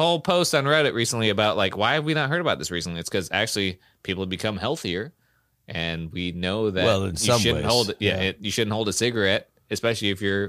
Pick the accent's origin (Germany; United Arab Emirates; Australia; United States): United States; Pacific Northwest; I grew up in Serial Killer Alley in the Pacific Northwest.